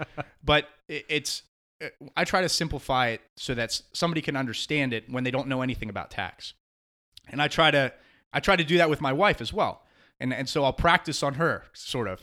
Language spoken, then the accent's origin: English; Beltsville, Maryland, United States; moved away as an adult; also born or lived in Washington, D.C.; now in South Carolina Lowcountry, United States; I grew up in in Beltsville, Maryland, and uh, and stayed there